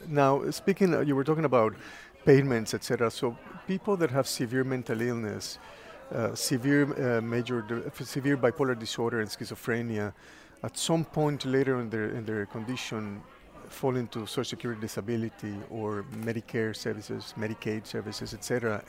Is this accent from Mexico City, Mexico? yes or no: yes; Mexico City, Mexico; Mexico City, yes.